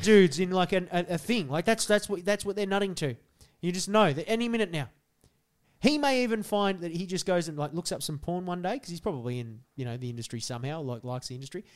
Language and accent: English; Australia; we're Australian